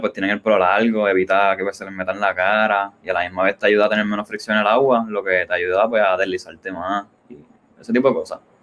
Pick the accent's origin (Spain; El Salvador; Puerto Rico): Puerto Rico; Ponce; yo soy de Ponce y a nosotros, pues, nos llaman la Perla del Sur.